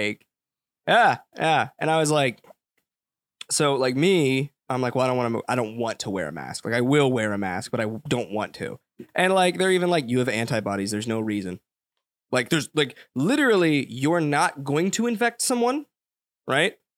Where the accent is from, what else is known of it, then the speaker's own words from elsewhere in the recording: United States; I grew up in the commercialized United States